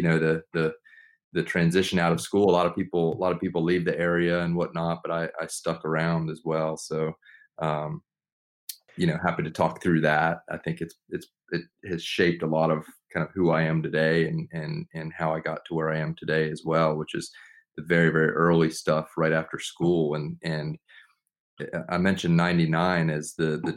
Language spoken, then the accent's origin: English; Charlotte, North Carolina, United States; moved away as an adult; also born or lived in Durham, North Carolina; now in Chapel Hill, United States; I grew up in Charlotte, so originally from Charlotte